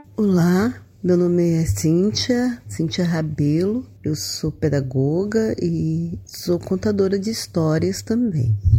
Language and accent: Portuguese; Tabatinga, Amazonas, Brazil; sou natural de Tabatinga, nasci às margens do rio Solimões